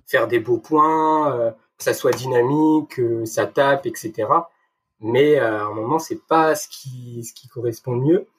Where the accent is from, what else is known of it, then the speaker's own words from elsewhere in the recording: Brittany, France; moved away as an adult; also born or lived in Brest; now in Lyon, France; je suis un petit breton, je tiens, je tiens à notifier mes racines.